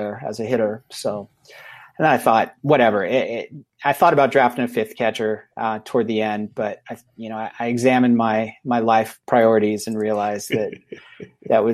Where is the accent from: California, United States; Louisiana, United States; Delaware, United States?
California, United States; now in Idaho, United States; I'm exiled from California